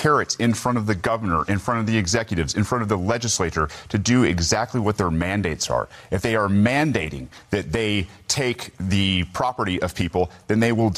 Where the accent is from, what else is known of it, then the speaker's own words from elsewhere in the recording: Georgia, United States; as Georgians and as executives